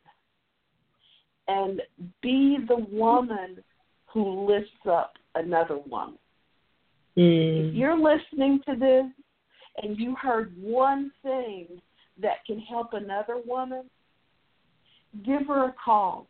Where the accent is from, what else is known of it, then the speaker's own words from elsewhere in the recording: Tennessee, United States; accent: Southern; I'm a native Tennessean. I live in Memphis.